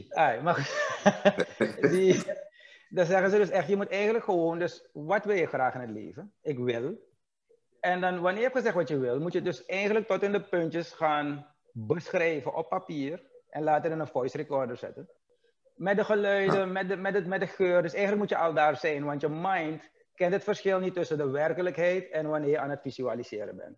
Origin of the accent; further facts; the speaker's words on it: Suriname; wij, dus als Surinamers, maar vroeger waren we een bloeiend land